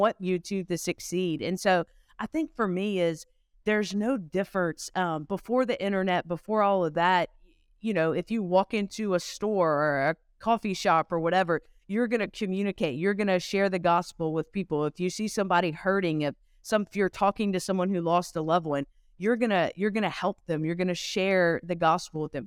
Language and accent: English; Louisiana, United States; I am originally from Louisiana, so kinda close to the Texas border with you guys